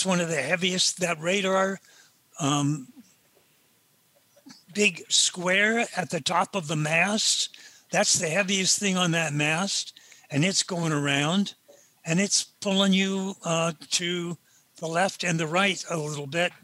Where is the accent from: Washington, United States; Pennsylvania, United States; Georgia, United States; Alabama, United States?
Washington, United States; Seattle; I was brought up in Seattle